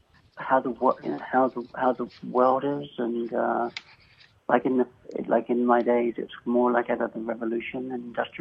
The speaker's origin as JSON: {"language": "English", "area": "Essex", "region": "East of England", "country": "United Kingdom", "tie": "born or raised there", "moved": "yes", "lives_now": "Kingsport, United States", "said": "I grew up in England, in Essex, in the culture, the armor barracks"}